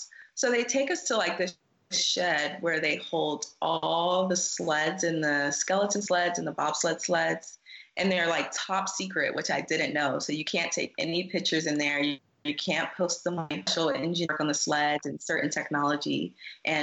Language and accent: English; South Carolina, United States; moved away as an adult; also born or lived in Colorado; I'm from South Carolina